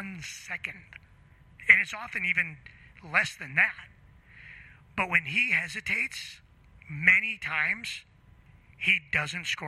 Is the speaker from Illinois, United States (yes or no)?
yes; Chicago, Illinois, United States; I grew up playing hockey in Chicago